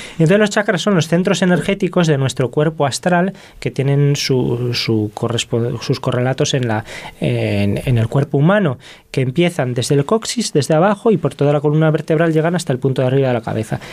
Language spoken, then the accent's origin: Spanish; Zamora, Castile and León, Spain; yo que soy de Zamora, Zamora tiene 60.000 habitantes